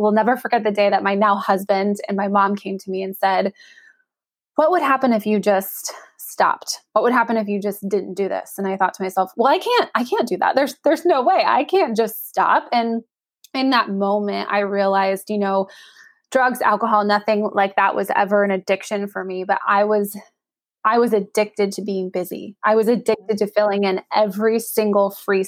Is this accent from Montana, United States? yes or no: no; Northern California, United States; I'm from Northern California. We had a NBA team in town.